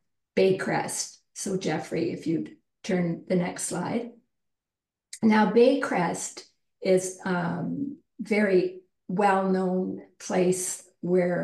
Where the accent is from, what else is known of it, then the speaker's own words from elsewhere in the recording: Cobourg, Ontario, Canada; also born or lived in southwest Ireland; growing up in Ireland and growing up in Cobourg, a small town that we moved to about 2 hours east of Toronto in the 50s and early 60s